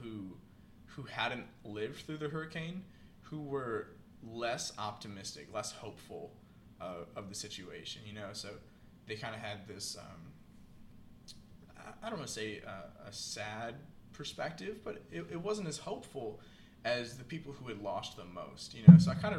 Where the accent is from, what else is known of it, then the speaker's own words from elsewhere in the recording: Iowa, United States; moved away; where I grew up in Iowa